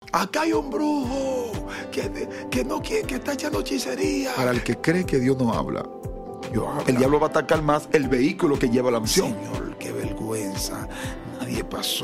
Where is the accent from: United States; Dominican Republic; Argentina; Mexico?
Dominican Republic; nuestro país también es un país muy deportivo